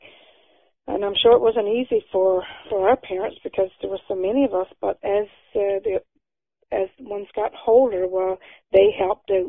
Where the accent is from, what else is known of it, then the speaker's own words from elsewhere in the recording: Burgeo, Newfoundland and Labrador, Canada; growing up in Burgio.